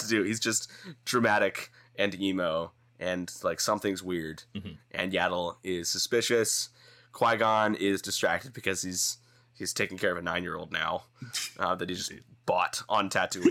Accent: Dallas, Texas, United States; moved away; also born or lived in Kansas City; growing up in Dallas, like Texas

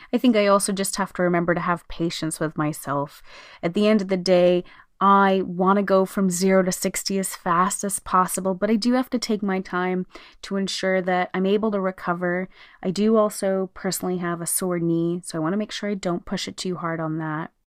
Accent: Canada; here in Canada, we have the annual Terry Fox run, which we have celebrated always. I know growing up, every year in school we did it.

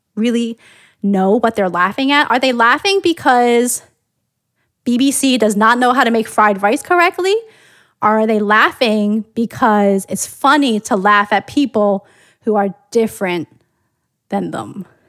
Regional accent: United States; I grew up here in the United States

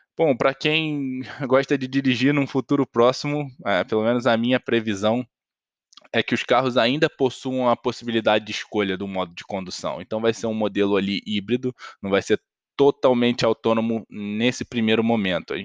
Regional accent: Brazil; a gente, enquanto brasileiro

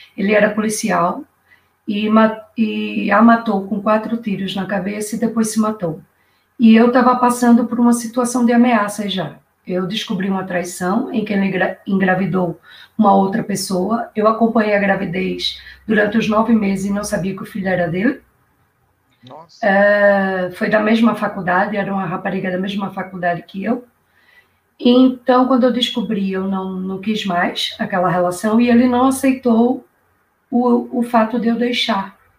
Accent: Recife, Pernambuco, Brazil; moved away as an adult; also born or lived in Rio de Janeiro, Brazil; now in Portugal; eu sou de Recife, Pernambuco, pernambucana, né? e já estou aqui em Portugal há 14 anos.

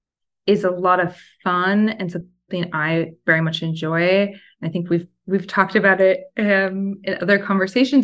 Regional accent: Oregon, United States; moved away as an adult; also born or lived in Portland, Oregon / New York; now in Los Angeles, United States; I'm originally from Oregon. I went to school in Portland, which is a place that I still think of as home often

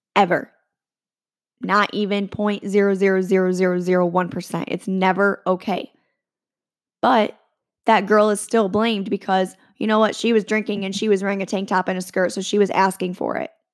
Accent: around Michigan State, United States; I grew up around Michigan State

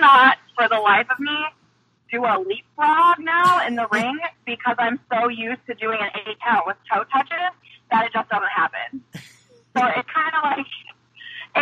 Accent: Missouri, United States; I grew up in Missouri

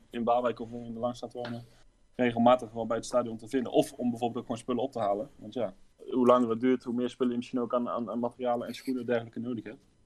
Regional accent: Raamsdonksveer, North Brabant, Netherlands; geboren en getogen in Raamsdijk

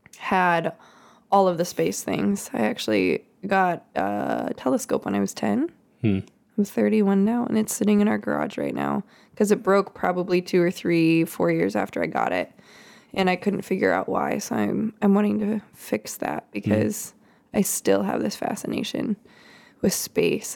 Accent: Topeka, Kansas, United States; I grew up in Kansas, Topeka, Kansas, capital, smack dab, Kansas, smack dab in the middle of the USA.

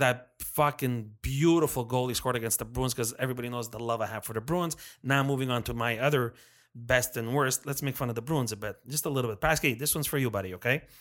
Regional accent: Montreal, Quebec, Canada; we're from Montreal

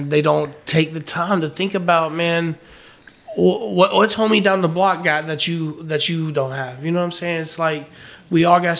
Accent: Fayetteville, North Carolina, United States; moved away; also born or lived in Raleigh, North Carolina; Fayetteville is where I'm from

